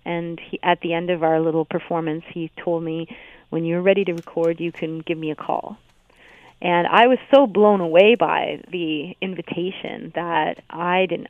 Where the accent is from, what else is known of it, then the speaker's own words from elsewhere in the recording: Hamilton, Ontario, Canada; I'm from Hamilton